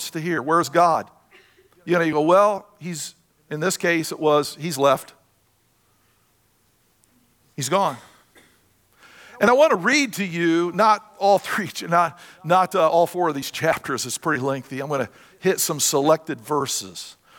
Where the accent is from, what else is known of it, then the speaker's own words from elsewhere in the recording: Indiana, United States; moved away; I'm from Indiana. I was born and raised there